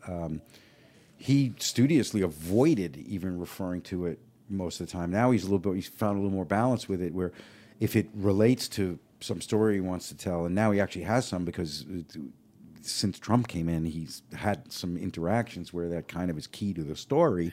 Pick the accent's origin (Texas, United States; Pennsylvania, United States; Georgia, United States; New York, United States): New York, United States; now in Los Angeles, United States; growing up in New York, an Italian family.